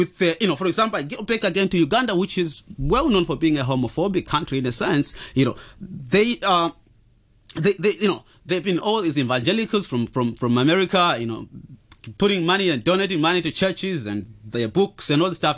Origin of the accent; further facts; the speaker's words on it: Zimbabwe; I'm from Zimbabwe